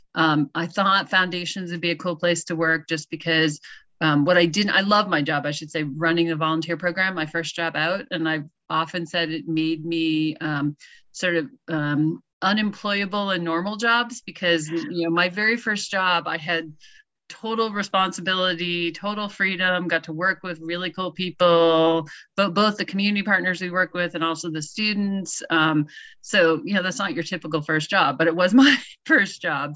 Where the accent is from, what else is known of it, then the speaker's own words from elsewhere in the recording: Massachusetts, United States; moved away as an adult; now in New Jersey, United States; I grew up in Massachusetts.